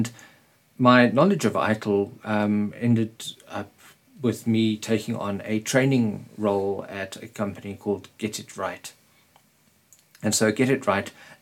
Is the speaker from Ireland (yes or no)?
no; Springs, Gauteng, South Africa; in Springs, my hometown. Springs is a little town in Gauteng in South Africa.